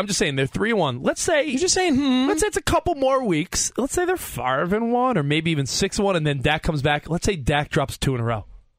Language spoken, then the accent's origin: English; Franklin Square, New York, United States; moved away as an adult; now in Los Angeles, United States; The only pride I take in my hometown is they have a good bagel spot. A&S Bagel. Besides that, I couldn't care less about Franklin Square, Long Island.